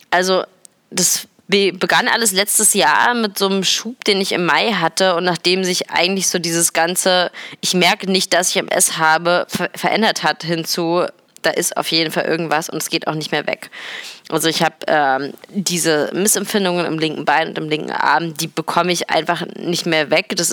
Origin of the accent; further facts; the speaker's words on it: Berlin, Germany; Es ist nämlich so, dass ich seit gestern wieder in Berlin bin, in meiner Heimatstadt